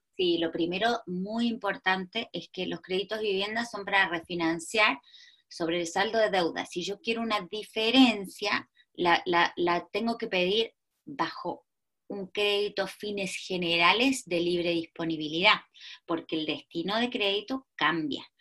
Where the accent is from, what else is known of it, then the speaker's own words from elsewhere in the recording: Argentina; moved away as an adult; now in Chile; soy una argentina que lleva 18 años en Chile